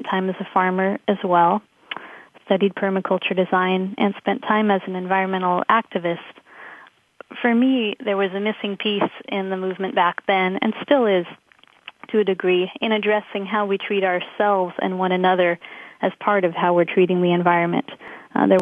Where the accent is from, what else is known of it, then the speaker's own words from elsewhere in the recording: Los Angeles, California, United States; moved away as an adult; I grew up in Los Angeles, but I left at a very young age after high school